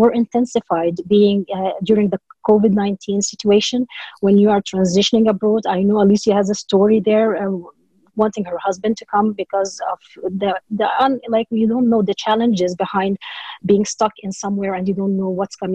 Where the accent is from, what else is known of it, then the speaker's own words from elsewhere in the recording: Dubai, United Arab Emirates; moved away as an adult; now in Norway; I was born in Dubai, in the United Arab Emirates, and I have Egyptian roots.